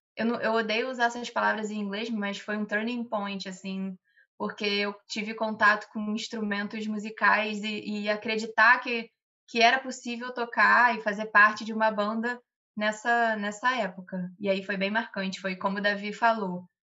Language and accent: Portuguese; Bom Jardim, Brazil; now in Rio de Janeiro, Brazil; o carnaval na minha cidade, que é Bom Jardim